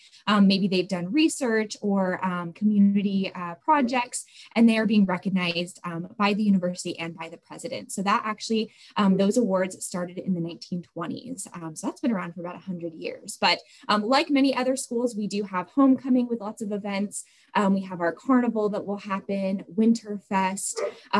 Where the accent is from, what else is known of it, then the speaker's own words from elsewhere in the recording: Pacific Northwest, United States; now in Flagstaff, United States; And like I mentioned, I grew up in the Pacific Northwest, similar to that.